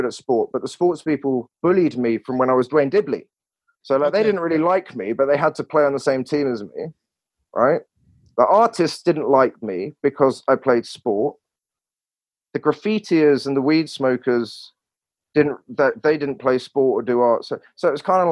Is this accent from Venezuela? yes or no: no; England, United Kingdom; accent: English; moved away as an adult; also born or lived in Barcelona, Spain / Washington, DC, United States; wasn't allowed to use my language skills like humor, sarcasm, nuance, all of that sort of stuff in the way that I used to in England